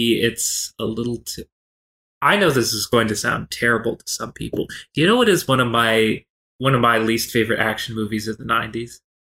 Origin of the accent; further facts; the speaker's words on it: Kentucky, United States; I was born and raised in Kentucky.